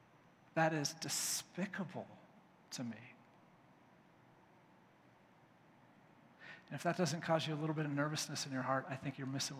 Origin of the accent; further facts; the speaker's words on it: United States; as American believers